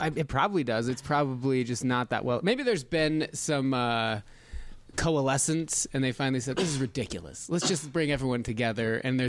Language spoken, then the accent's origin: English; Reno, Nevada, United States; Just outside of Reno, Nevada.